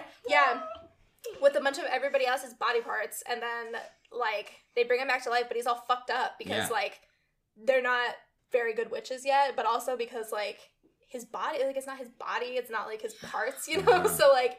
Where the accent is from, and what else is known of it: Champaign, Illinois, United States; born or raised there; now in Chicago, United States